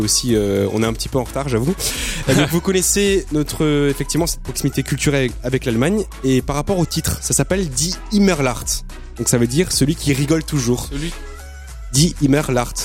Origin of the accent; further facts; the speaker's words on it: Strasbourg, Grand Est, France; moved away; je suis alsacien, je viens de Strasbourg